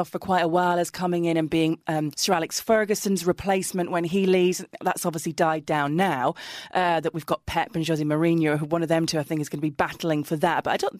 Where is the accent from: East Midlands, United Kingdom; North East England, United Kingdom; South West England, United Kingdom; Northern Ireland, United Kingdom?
North East England, United Kingdom; Middlesbrough; Middlesbrough, my hometown team